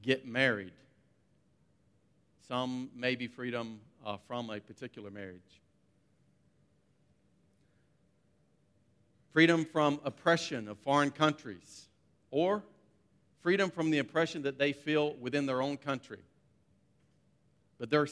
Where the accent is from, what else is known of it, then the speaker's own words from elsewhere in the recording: United States; moved away as an adult; now in Abu Dhabi, United Arab Emirates; I'm from the United States